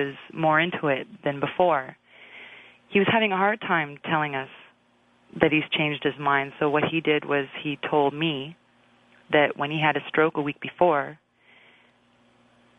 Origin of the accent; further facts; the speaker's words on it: Brampton, Ontario, Canada; now in Toronto, Canada; a house I grew up in Brampton.